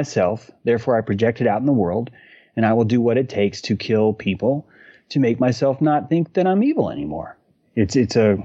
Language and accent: English; North Carolina, United States; I'm a natural born human that happens to be in a place that these people call North Carolina